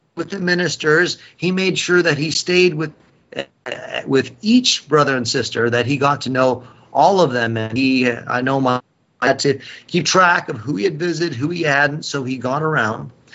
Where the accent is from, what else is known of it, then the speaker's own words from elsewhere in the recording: United States; We here, as the Apostolic Christian Church, as American Christians